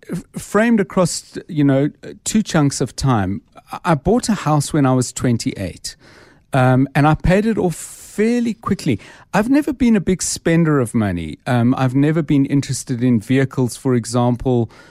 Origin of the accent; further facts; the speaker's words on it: Johannesburg, Gauteng, South Africa; I was born in Johannesburg in nineteen fifty-nine, um, and I grew up and spent my, most of my, well, all my sort of childhood and teen life